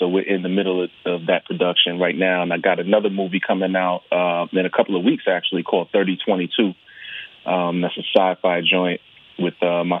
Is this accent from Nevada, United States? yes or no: no; Brooklyn, New York, United States; I'm from Brooklyn, New York.